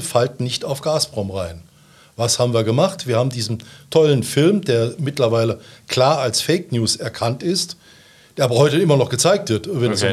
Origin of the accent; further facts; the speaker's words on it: Saarbrücken, Saarland, Germany; also born or lived in Clausthal; bin Saarbrücker, nach dem Abitur in Saarbrücken bin ich zur See gefahren